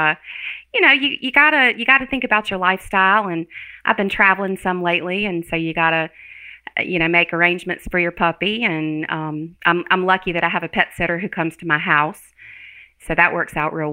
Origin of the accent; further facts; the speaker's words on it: South Carolina, United States; I am from South Carolina.